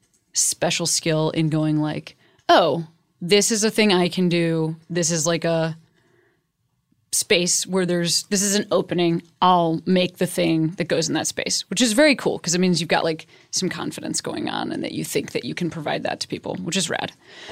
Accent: Chicago, Illinois, United States; Oh, I'm from Chicago.

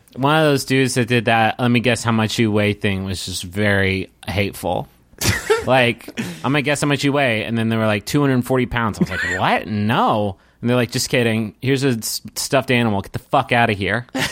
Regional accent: Huntington, West Virginia, United States; now in Austin, United States; we grew up in Huntington and moved in different directions throughout the country

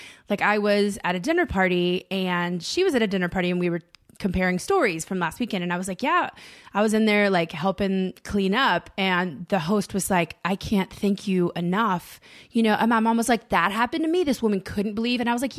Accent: the South, United States; And that's a lot of like even growing up in the South when you're like, I'm out of here.

